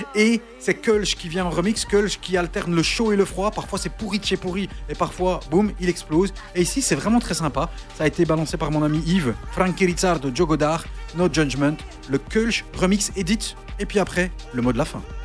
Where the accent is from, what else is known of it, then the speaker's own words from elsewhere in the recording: Charleroi, Wallonia, Belgium; nous sommes de Charleroi